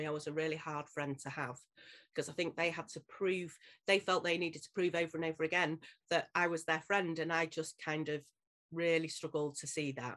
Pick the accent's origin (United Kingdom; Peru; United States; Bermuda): United Kingdom; Leeds, Yorkshire and the Humber; born and bred in Leeds, still in Leeds, not far from where I was born and bred